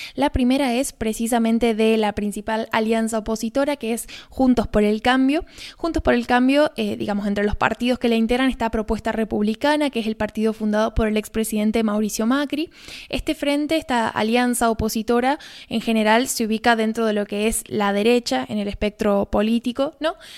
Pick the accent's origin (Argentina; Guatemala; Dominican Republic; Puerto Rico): Argentina